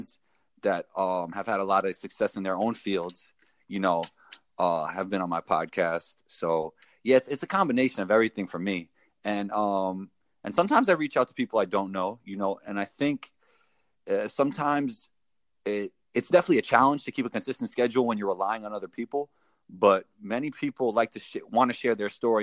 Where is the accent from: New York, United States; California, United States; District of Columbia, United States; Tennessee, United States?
New York, United States; New York City; moved away as an adult; also born or lived in Israel / Denmark; I grew up in Riverdale section of the Bronx, playing basketball my whole life.